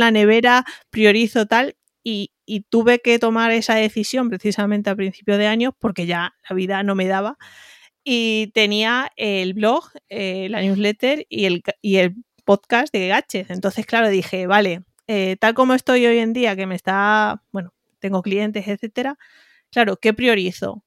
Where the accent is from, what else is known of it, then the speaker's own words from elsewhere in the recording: Spain; accent: un poco raro; now in Madrid, Spain; De un pueblo ya casi en Extremadura, casi en Córdoba, casi Badajoz, casi Córdoba, por eso tengo este acento un poco raro, pero vivo en Madrid hace prácticamente 14